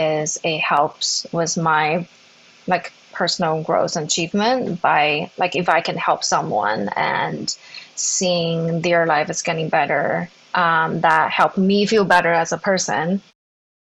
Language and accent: English; Zhengzhou, Henan, China; moved away as an adult; Was born and raised in China. I grew up in a small city called Zhengzhou. It's in the middle part of China.